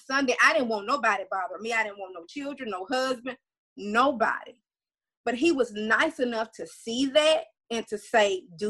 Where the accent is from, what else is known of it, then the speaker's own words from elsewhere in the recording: Louisiana, United States; I'm from Louisiana